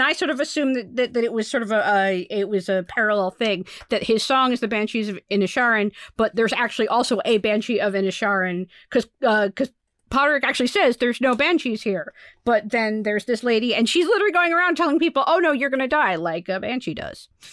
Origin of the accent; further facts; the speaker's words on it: United States; as an American